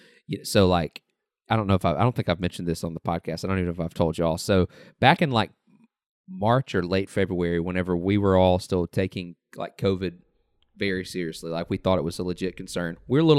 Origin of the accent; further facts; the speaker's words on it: the South, United States; We grew up in the South.